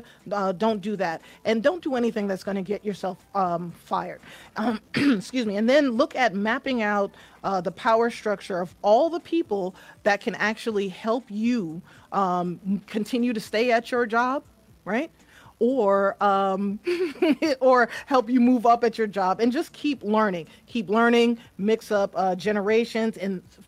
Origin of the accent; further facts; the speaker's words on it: New York, United States; moved away; also born or lived in the South; I'm from New York, so we say ax, right?